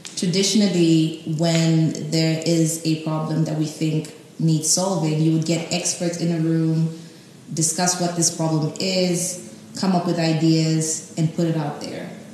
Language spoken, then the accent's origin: English; Tanzania; moved away as an adult; also born or lived in Cape Town, South Africa; now in South Africa; I'm from Tanzania. I came to South Africa a few years ago, um, four years ago, to start my master's in property studies at UCT